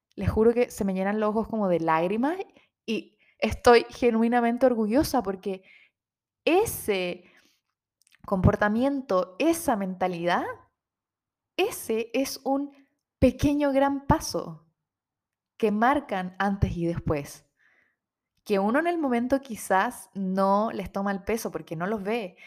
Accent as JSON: {"language": "Spanish", "town": "Rancagua", "region": "O'Higgins", "country": "Chile", "also_born_or_lived": "Santiago", "moved": "as an adult", "said": "como somos de región, somos de Rancagua, en Santiago no teníamos muchas redes, no tenemos familia en Santiago"}